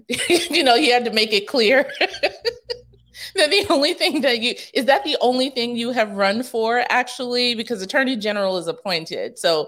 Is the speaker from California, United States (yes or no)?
no; New York City, New York, United States; I grew up in Rosedale, so not too far.